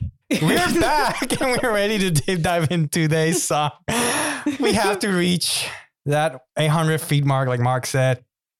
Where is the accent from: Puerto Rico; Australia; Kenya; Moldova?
Puerto Rico; moved away; I'm originally from Puerto Rico